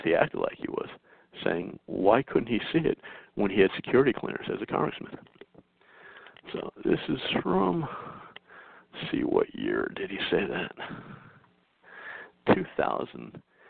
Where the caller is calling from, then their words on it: North Carolina, United States; So here I am, I'm calling from North Carolina.